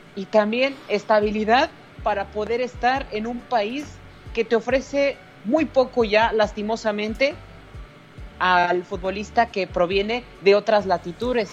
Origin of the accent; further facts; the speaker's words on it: Mexico; me incluyo en la sociedad y soy parte de México